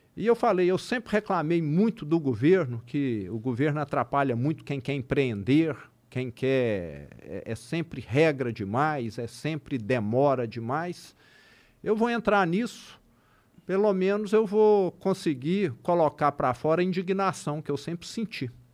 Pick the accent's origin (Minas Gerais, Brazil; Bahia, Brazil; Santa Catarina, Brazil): Minas Gerais, Brazil; Triângulo Mineiro; accent: interior de Minas; O triângulo, mais ainda, que é de onde eu sou